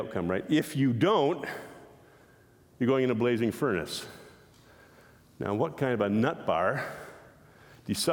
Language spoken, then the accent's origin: English; Canada; we're Canadian